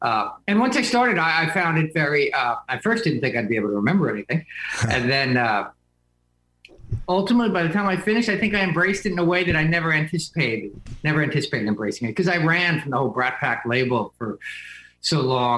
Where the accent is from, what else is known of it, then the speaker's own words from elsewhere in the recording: New Jersey, United States; now in New York, United States; I grew up in Jersey, and I've lived in New York. It's sort of our escape pod up here. I live in Manhattan most of the time.